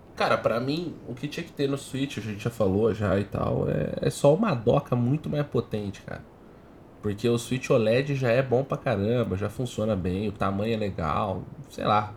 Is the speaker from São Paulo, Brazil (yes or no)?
yes; Botucatu, São Paulo, Brazil; eu sou nascido em Botucatu, né, mano? Interior pesado